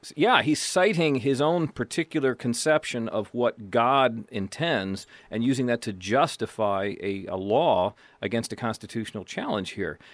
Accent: United States; I am white, I am male, I'm American, I'm from a Protestant background

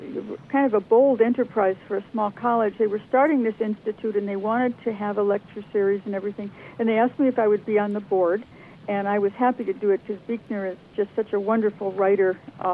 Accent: Honolulu, Hawaii, United States; moved away as an adult; also born or lived in Washington, D.C. / Virginia / Lemmon, South Dakota / Manhattan; Yeah, I'm back where I grew up, where I went to high school. I never expected to be living here again, but just family considerations kind of drew me out here and have kept me here.

